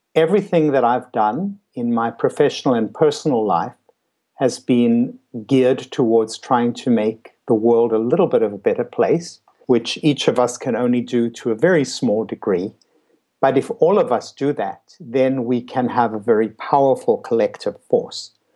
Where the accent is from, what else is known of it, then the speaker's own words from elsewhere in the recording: South Africa; moved away as an adult; also born or lived in New York City; I came from South Africa. I was 26 years old. I went to uh, New York City to do my psychiatry residency